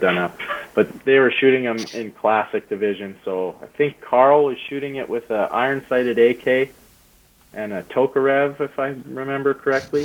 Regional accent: Canada; told them I was from Canada.

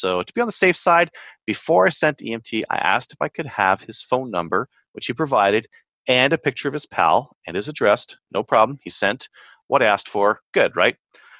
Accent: Kingston, Ontario, Canada; And hi, Kelly. I'm from Kingston, too.

